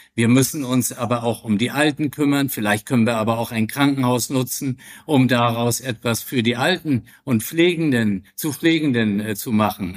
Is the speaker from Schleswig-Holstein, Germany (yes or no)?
yes; Flensburg, Schleswig-Holstein, Germany; ich bin 64 Jahre alt, in Flensburg geboren, Mutter Dänen, Vater Norddeutscher, Hamburger